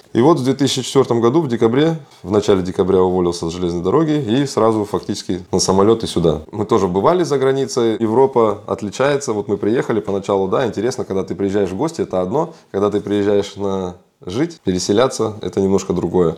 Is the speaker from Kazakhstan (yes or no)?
yes; Kazakhstan; moved away as an adult; now in Germany; я сам из Казахстана, да, я там учился, работал, закончил техникум железнодорожный, потом Академию транспорта